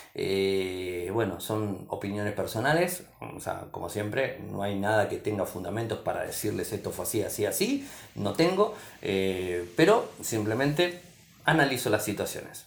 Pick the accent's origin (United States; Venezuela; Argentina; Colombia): Argentina; mi país